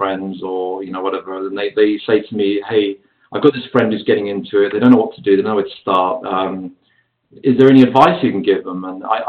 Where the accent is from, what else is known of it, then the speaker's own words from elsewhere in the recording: London, United Kingdom; moved away as an adult; also born or lived in San Diego, United States; now in Los Angeles, United States; I was the only British actor in the whole city